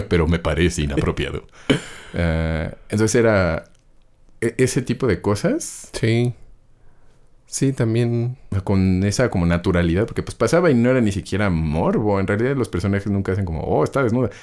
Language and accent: Spanish; Mexico; como mexicanos